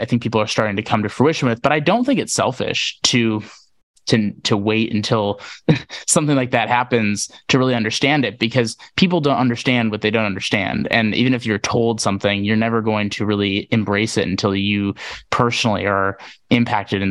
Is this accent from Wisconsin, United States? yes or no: yes; Wisconsin, United States; grew up in the Midwest in Wisconsin